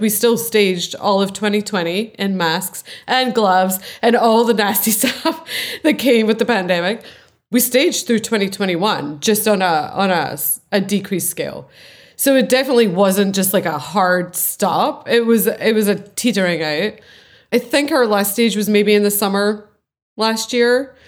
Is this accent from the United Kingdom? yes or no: yes; Scotland, United Kingdom; I'm Scottish